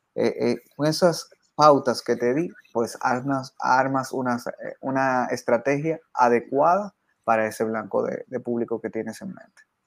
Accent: San Cristóbal, Dominican Republic; yo soy de, República Dominicana, soy de San Cristóbal, que es una provincia que queda al sur del país

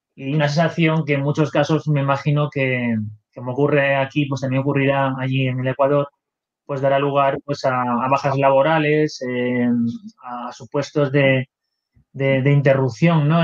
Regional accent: Spain; aquí en mi país

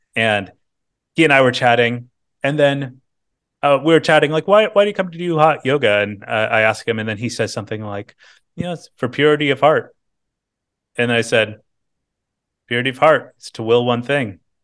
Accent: Bakersfield, California, United States; now in San Francisco, United States; I was born in Bakersfield, California, Central Valley, California

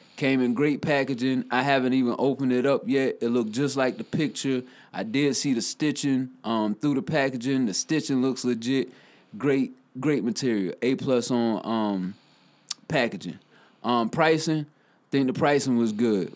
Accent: Newberry, South Carolina, United States; from Newberry, South Carolina, my hometown.

